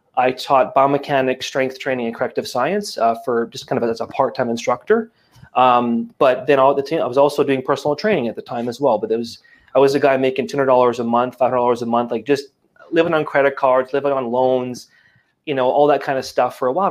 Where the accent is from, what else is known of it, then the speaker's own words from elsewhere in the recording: Acadia Valley, Alberta, Canada; moved away as an adult; now in Quebec, Canada; I grew up um, in a town of 100 people in the middle of absolutely nowhere uh, in small town Alberta called Acadia Valley